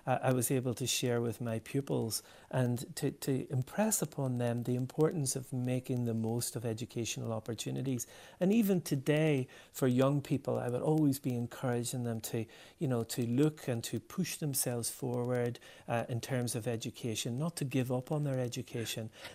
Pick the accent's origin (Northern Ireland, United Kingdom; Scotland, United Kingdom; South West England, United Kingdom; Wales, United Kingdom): Northern Ireland, United Kingdom; Derry; I've really fond memories of growing up in Derry